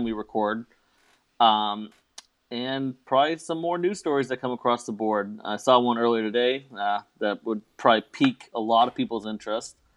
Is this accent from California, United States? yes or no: no; Boston, Massachusetts, United States; I am from Boston.